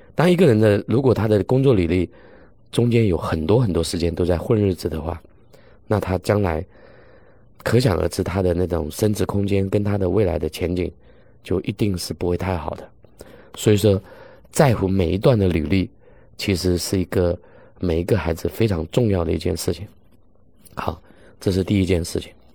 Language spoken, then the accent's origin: Chinese; China; 我们中国人